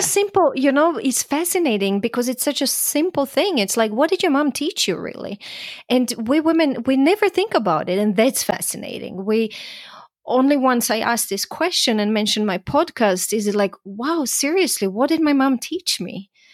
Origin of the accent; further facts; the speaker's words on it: Croatia; also born or lived in Vienna, Austria; now in United States; I'm from Croatia